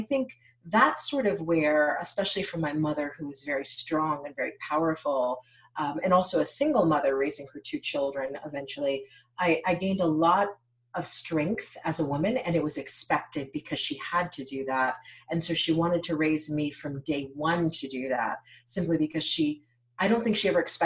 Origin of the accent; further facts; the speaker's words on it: United States; it has been a gift to be born an American. Both of my parents were born in Haiti, born and raised in Haiti